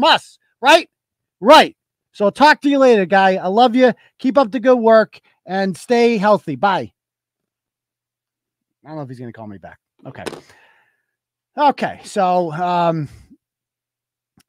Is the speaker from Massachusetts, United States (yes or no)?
yes; Worcester, Massachusetts, United States; also born or lived in Holden, Massachusetts; We're actually in Holden base now, but I'm from Worcester